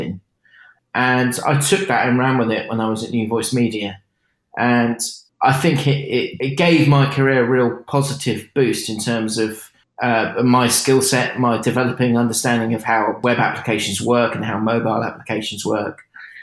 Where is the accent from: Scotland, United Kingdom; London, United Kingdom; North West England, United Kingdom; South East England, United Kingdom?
South East England, United Kingdom; Burgess Hill; also born or lived in Winchester, Hampshire; I was born in Hampshire in the south of England, a place called Winchester. And I moved to Sussex, Burgess Hill. It's not far from Brighton